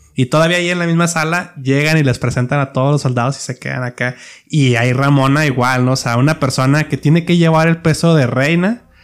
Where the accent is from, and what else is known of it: Mexico